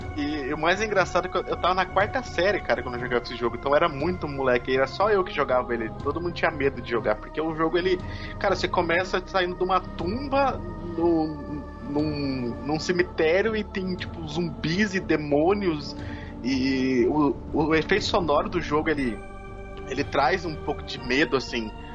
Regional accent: interior of Mato Grosso do Sul, Brazil; eu sou do interior aqui do Mato Grosso do Sul

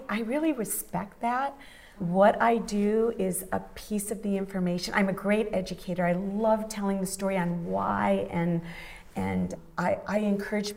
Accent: Midwest, United States; moved away; I grew up in the Midwest

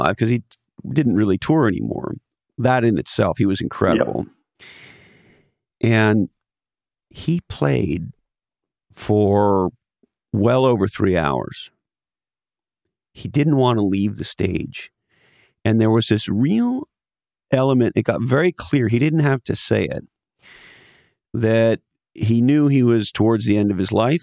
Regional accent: Montreal, Quebec, Canada; I grew up in Montreal, Canada

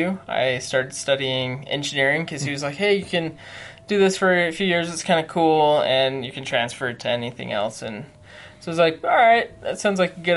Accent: Salt Lake City, Utah, United States; I grew up in Salt Lake

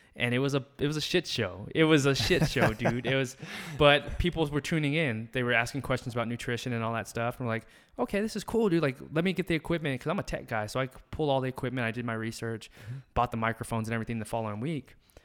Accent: the South, United States; Both our parents are military. Both of our moms are nurses. And it's just like, we came from the South

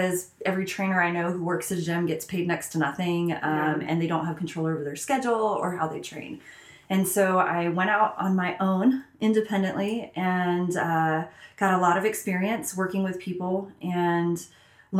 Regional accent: the South, United States; I grew up in the South

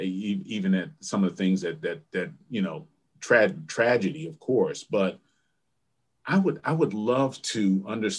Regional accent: Neptune, New Jersey, United States; moved away as an adult; also born or lived in Princeton, New Jersey / Milwaukee, Wisconsin; I grew up on the Jersey Shore down by Asbury Park, Neptune area

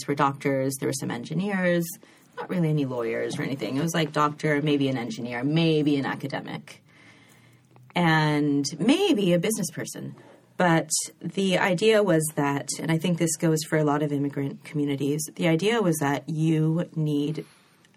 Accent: Sacramento, California, United States; also born or lived in Berkeley, California / England; Raised in Sacramento

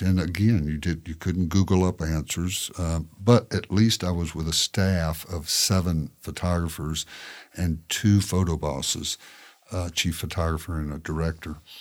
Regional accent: Shelbyville, Tennessee, United States; moved away as an adult; also born or lived in Kentucky; now in Tallahassee, United States; I grew up in Shelbyville, obviously, and that is the um, world headquarters of the Tennessee walking horse

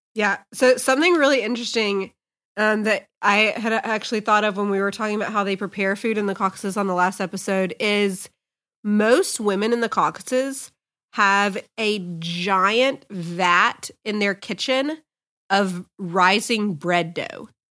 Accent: United States; as Americans

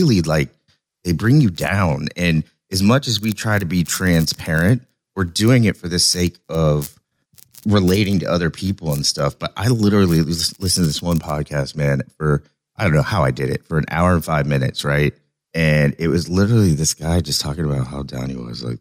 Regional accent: Oklahoma, United States; I'm from Oklahoma

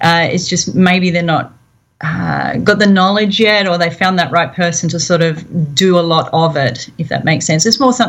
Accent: Australia; accent: Australian; Accents from Australia. I started cooking really young in the Girl Scouts, and sort of kept at it my whole life, a lot of camping, that type of thing. I've moved around a lot, fairly nomadic

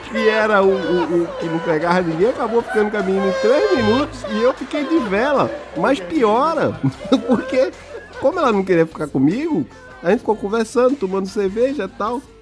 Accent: Northeast Region, Brazil; Eu vim do Nordeste, é diferente, lá é diferente.

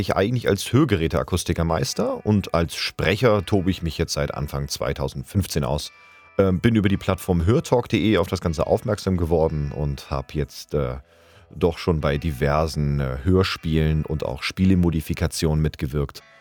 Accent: Hamburg, Germany; now in Bühl, Germany; gebürtiger Hamburger, lebe aber zurzeit im wunderschönen Bühl im Badener Land

